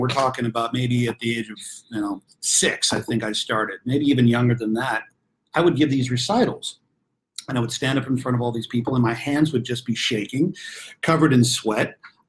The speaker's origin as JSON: {"language": "English", "town": "Los Angeles", "region": "California", "country": "United States", "tie": "born or raised there", "said": "I grew up right here in my hometown, Hollywood, California."}